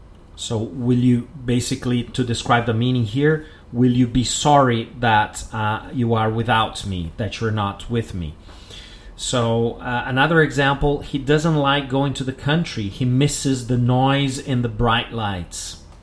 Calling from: Porto Alegre, Rio Grande do Sul, Brazil

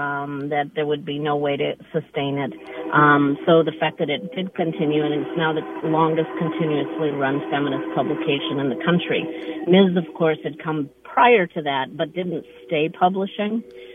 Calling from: Eugene, Oregon, United States; So I am calling from Eugene, Oregon.

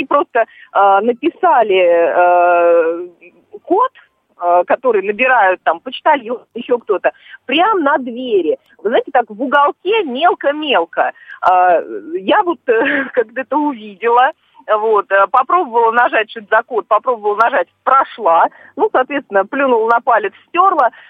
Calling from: Stavropol, Stavropol Krai, Russia; А, здравствуйте, я звоню из Ставрополя.

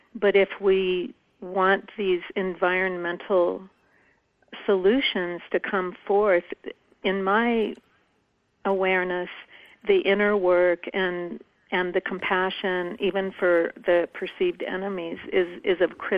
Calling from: Paradise Valley, Montana, United States; I'm from Paradise Valley in Montana.

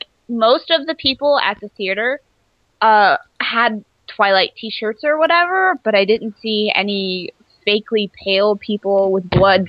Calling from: Seattle, Washington, United States; Seattle, Washington. It's raining again.

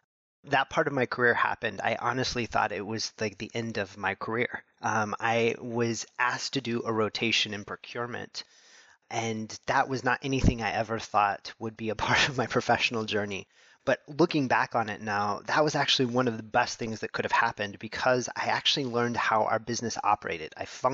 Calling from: St. Louis, Missouri, United States; So I'm coming to you from St. Louis, Missouri in the U.S.

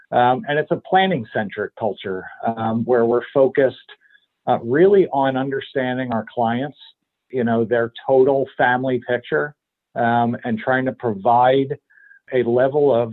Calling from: Pennsylvania, United States; I'm about 30 miles north of Philadelphia in my uh, home office today.

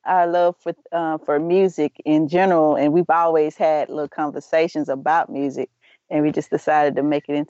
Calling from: Moss Point, Mississippi, United States; And I'm calling from the Mississippi Gulf Coast, Moss Point, Mississippi.

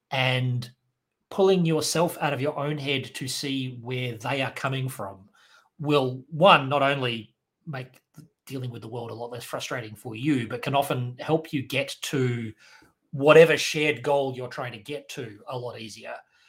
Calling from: Perth, Western Australia, Australia; I am speaking today from Perth, Western Australia, which is Wadjuk Noongar Boodja, the traditional owners of the land where I'm recording from.

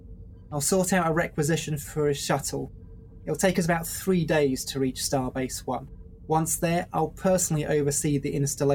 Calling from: England, United Kingdom; I'm …, also known as …, and I'm also broadcasting from England.

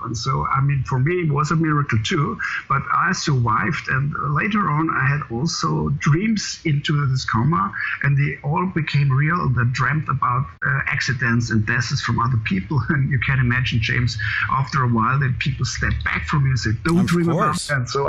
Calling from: Munich, Bavaria, Germany; I'm calling from Munich, the south part of Germany.

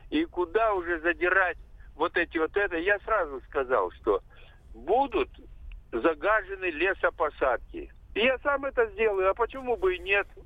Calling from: Belgorod, Belgorod Oblast, Russia; Я из Белгорода, живу в частном секторе.

